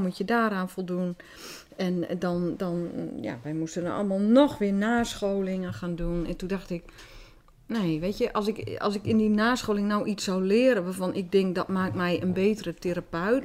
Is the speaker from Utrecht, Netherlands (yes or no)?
no; Groningen, Netherlands; accent: Gronings; first language Dutch; Wij spraken ook Nederlands, terwijl iedereen dialect sprak